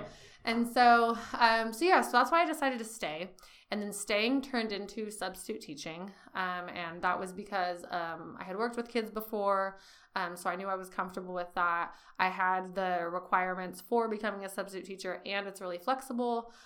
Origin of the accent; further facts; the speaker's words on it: Bakersfield, California, United States; moved away as an adult; also born or lived in San Francisco; I'm originally from Bakersfield, California. Um, grew up a little on the east side, a little on the south, mainly on the southwest